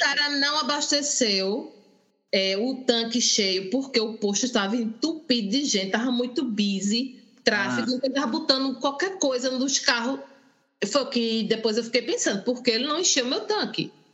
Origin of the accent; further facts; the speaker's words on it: Recife, Pernambuco, Brazil; now in London, United Kingdom; eu hoje estou, né, morando na Inglaterra, mas eu sou de Recife, Pernambuco